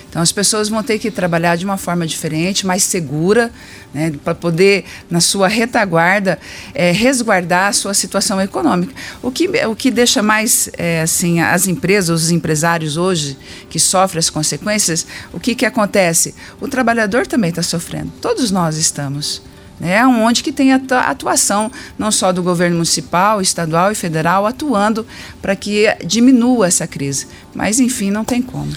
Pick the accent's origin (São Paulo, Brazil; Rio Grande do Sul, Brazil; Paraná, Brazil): Paraná, Brazil; Ubiratã; Ubiratã, minha cidade natal.